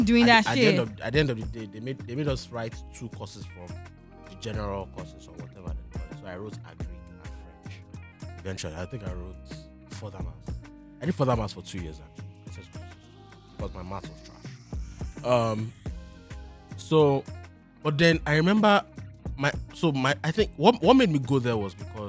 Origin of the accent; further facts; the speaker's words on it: Nigeria; I'm a Nigerian kid. Yoruba kid for that matter